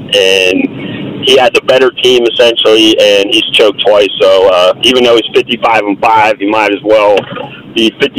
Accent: near the Pro Football Hall of Fame, Ohio, United States; I grew up probably 20 minutes from the Hall of Fame, in the Alliance area, Mount Union football.

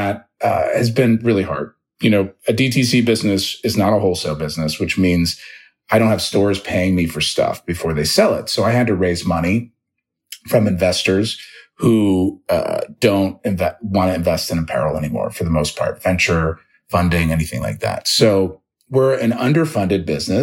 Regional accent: Dayton, Ohio, United States; moved away as an adult; also born or lived in Los Angeles; I grew up in Dayton, Ohio

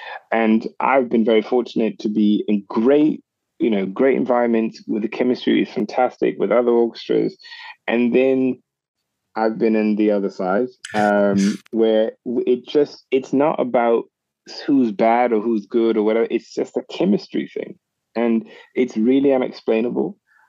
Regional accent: Charleston, South Carolina, United States; moved away as an adult; also born or lived in Augusta, Georgia; I was born in Charleston, South Carolina, and I was born in Augusta, Georgia, actually, and raised in Charleston, South Carolina. But I've been very, very fortunate to be able to start my career in Europe, actually.

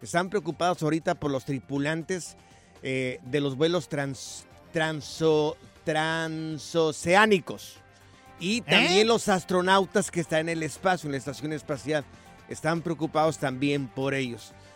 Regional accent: Mexico; nosotros que los tres somos mexicanos aquí

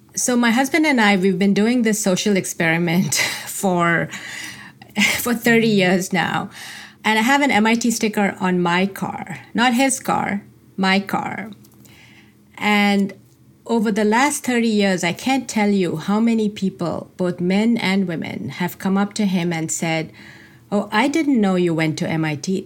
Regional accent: India; moved away as an adult; As a child, I grew up in India.

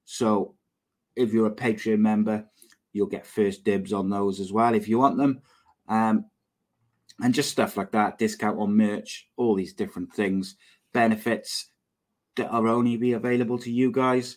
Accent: Cardiff, Wales, United Kingdom; also born or lived in Llanishen, Cardiff; I am not from Lanishan originally. I'm from Rada. I am Cardiff born, Cardiff bred, but I don't live far from Lanishan now

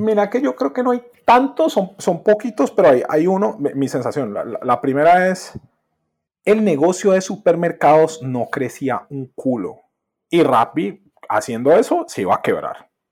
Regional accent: Colombia; yo soy colombiano

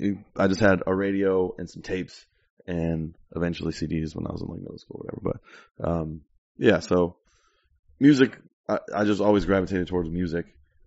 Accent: South Florida, United States; also born or lived in York; Yeah, definitely grew up there.

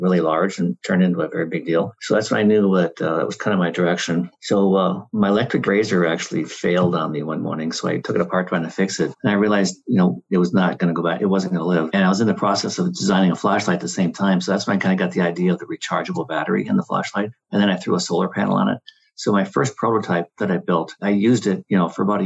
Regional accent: Midwest, United States; moved away as an adult; also born or lived in California; I grew up in the Midwest on a farm.

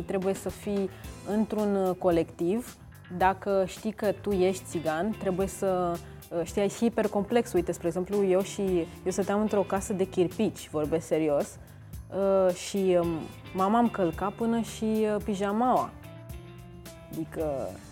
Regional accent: Romania; eu am uh, am crescut în țara asta

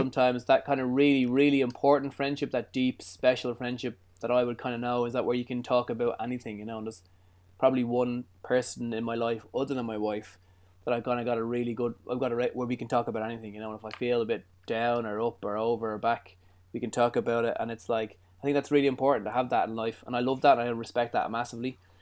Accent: Ireland; I'm Irish

